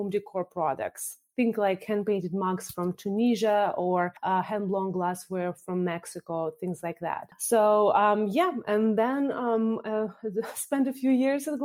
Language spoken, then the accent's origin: English; Moscow, Russia; moved away; I was born in Moscow, Russia, and came here, studied international relations